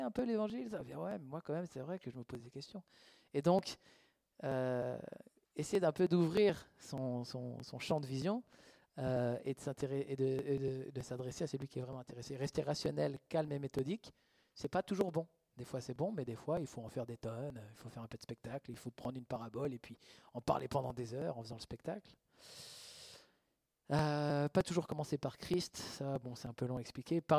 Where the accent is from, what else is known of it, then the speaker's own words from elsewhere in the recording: Switzerland; Ok, des fois, en fait, on n'ose pas, on ne veut pas froisser, on est suisse. Ouais, mais eux, ils ne sont pas suisses.